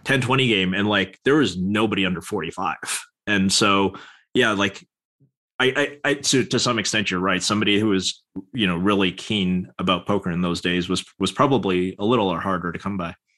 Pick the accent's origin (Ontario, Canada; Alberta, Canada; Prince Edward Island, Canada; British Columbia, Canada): British Columbia, Canada; Vancouver; in Vancouver, British Columbia, Canada